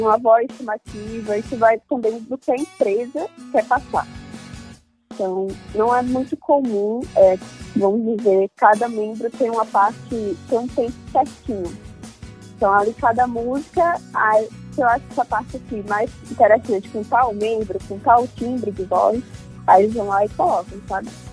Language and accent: Portuguese; Maceió, Alagoas, Brazil; eu sou de Maceió, Alagoas, sou jornalista